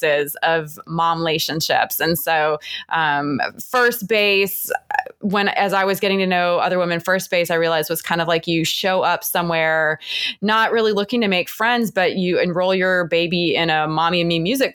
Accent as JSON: {"language": "English", "town": "Cleveland", "region": "Ohio", "country": "United States", "tie": "born or raised there", "moved": "as an adult", "lives_now": "Atlanta, United States", "said": "I grew up in Cleveland"}